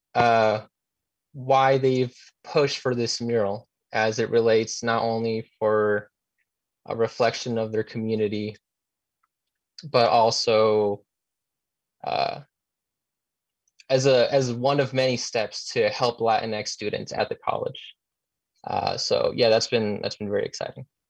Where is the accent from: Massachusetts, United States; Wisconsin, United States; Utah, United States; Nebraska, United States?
Utah, United States; I was born and raised here in Utah